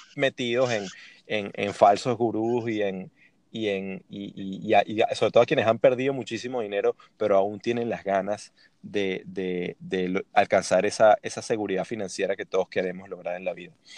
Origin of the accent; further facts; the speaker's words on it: Venezuela; buen venezolano